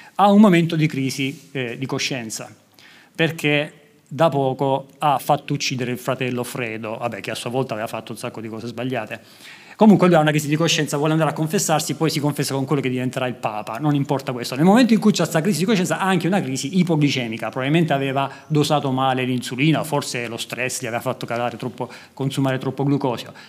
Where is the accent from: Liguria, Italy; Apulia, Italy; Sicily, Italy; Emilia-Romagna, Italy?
Apulia, Italy; Lecce; nella mia città natale, a Lecce